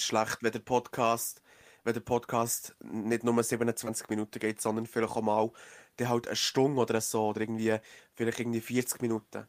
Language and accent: German; Switzerland; hier bei uns in der Schweiz